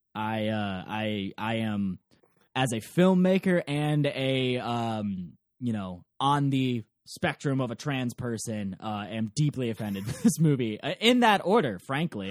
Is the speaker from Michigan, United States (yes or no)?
yes; Ann Arbor, Michigan, United States; I grew up in Ann Arbor, Michigan